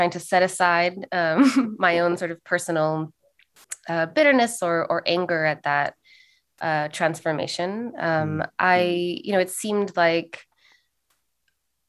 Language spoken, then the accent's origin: English; Los Angeles, California, United States; also born or lived in Santa Cruz, California; I was born in Santa Cruz. I was raised in Los Angeles